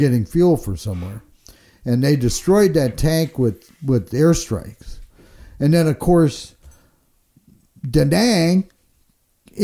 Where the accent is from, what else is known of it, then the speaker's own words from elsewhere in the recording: Minnesota, United States; my home state of Minnesota